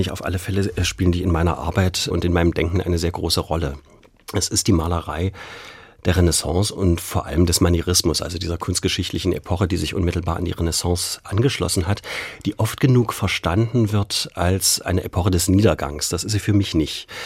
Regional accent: Germany; Ich bin in der DDR groß geworden

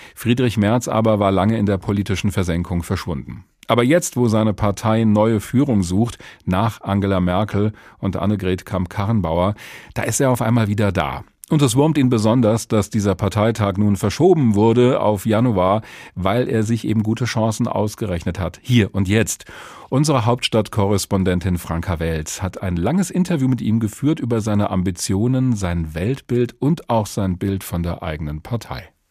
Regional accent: Hesse, Germany; bei uns in Hessen

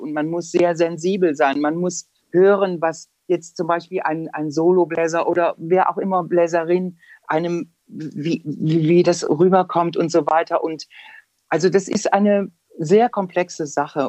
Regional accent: Aachen, North Rhine-Westphalia, Germany; also born or lived in Lyon; now in Frankfurt, Germany; in Aachen, wo ich herkomme

